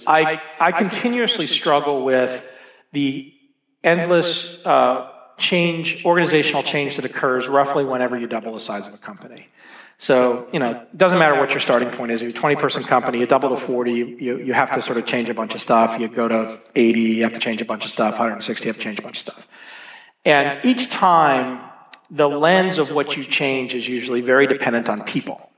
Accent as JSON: {"language": "English", "town": "Dallas", "region": "Texas", "country": "United States", "tie": "born or raised there", "also_born_or_lived": "Boston", "moved": "yes", "lives_now": "Boulder, United States", "said": "I grew up in Dallas, Texas"}